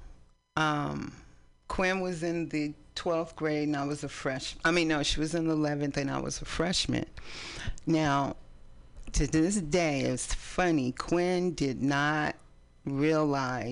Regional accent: East Palo Alto, California, United States; also born or lived in San Francisco; now in Oakland, United States; We grew up in East Palo Alto

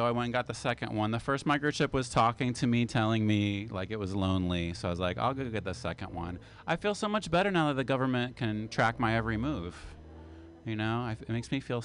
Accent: West Virginia, United States; now in San Francisco, United States; when I was growing up in West Virginia

